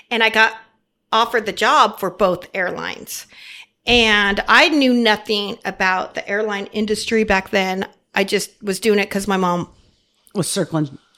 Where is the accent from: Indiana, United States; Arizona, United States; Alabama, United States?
Arizona, United States; born there; And I had family in Phoenix and I was born in Arizona.